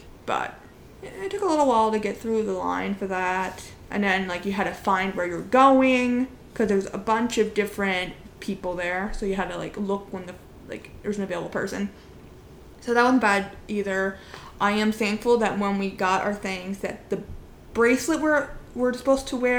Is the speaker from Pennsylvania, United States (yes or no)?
yes; Pennsylvania, United States; first language English; We are not from New York City. As we've mentioned before, we are from Pennsylvania